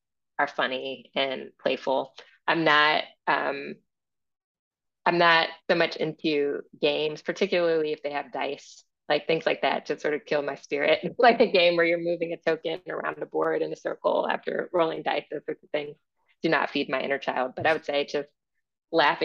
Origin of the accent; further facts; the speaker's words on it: Akron, Ohio, United States; I grew up in Akron